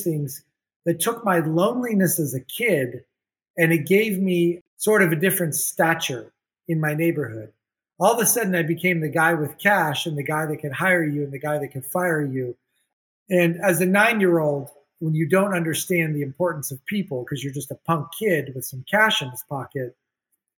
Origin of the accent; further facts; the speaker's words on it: Miami, Florida, United States; also born or lived in Beirut, Lebanon; Grew up in Miami, Florida the whole time